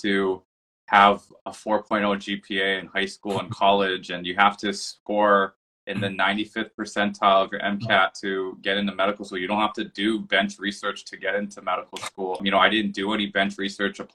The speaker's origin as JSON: {"language": "English", "region": "Hawaii", "country": "United States", "also_born_or_lived": "Boston, Massachusetts", "moved": "as an adult", "lives_now": "Seattle, United States", "said": "I'm from Hawaii originally."}